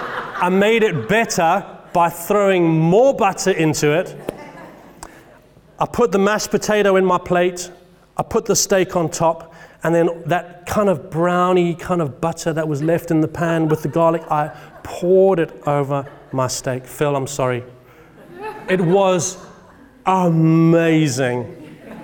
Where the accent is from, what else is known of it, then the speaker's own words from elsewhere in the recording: England, United Kingdom; I'm speaking as an Englishman